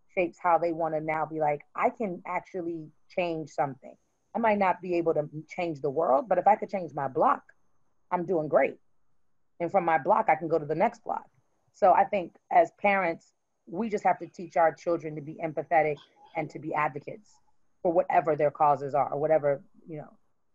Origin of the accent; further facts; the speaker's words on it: Brooklyn, New York, United States; I'm from Brooklyn, so I'm not a fool.